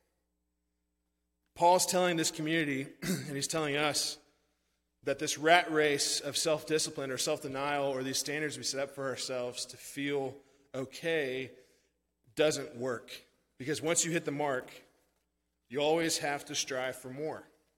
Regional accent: Branson, Missouri, United States; moved away as an adult; also born or lived in St. Louis, Missouri; now in Texas, United States; I'm from Branson

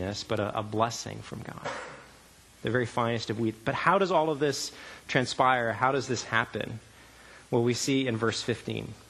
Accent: Canada; moved away; I grew up in Canada

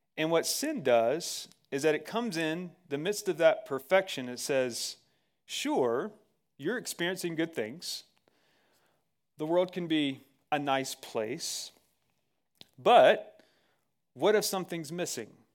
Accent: Georgia, United States; moved away; also born or lived in Texas; I'm from Georgia

